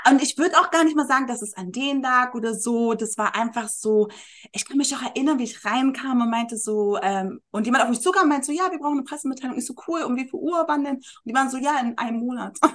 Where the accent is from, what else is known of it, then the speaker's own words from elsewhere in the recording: Berlin, Germany; moved away as an adult; also born or lived in Munich; Ich bin mhm. als Berlinerin nach München gezogen